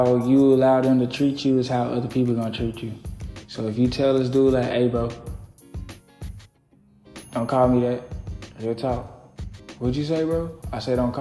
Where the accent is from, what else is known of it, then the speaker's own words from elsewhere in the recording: Little Rock, Arkansas, United States; growing up in Little Rock